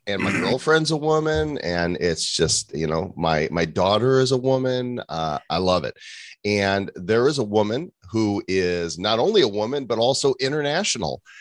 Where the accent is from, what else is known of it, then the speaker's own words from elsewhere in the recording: Northbrook, Illinois, United States; I grew up in Northbrook